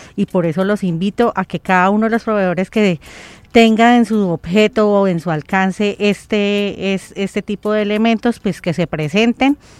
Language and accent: Spanish; Colombia; todos somos colombianos